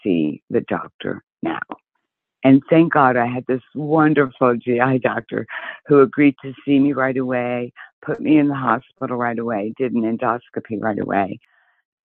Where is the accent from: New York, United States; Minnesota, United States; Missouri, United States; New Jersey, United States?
New Jersey, United States; also born or lived in South Haven, Michigan; now in Arizona, United States; I'm originally from New Jersey, but I reside in Arizona. And I moved here from Michigan, actually, South Haven, Michigan